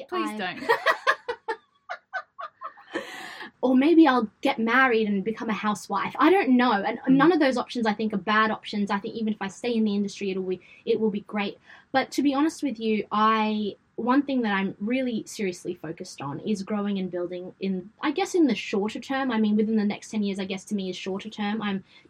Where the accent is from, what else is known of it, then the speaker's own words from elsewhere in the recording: Sydney, New South Wales, Australia; accent: Westie; my Westie accent